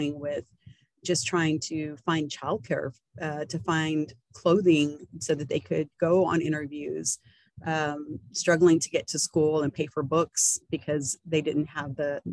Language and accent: English; Baytown, Texas, United States; I am born and raised in Baytown, Texas